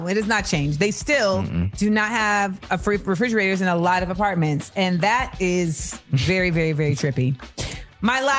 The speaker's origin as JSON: {"language": "English", "region": "California", "country": "United States", "said": "As a Californian"}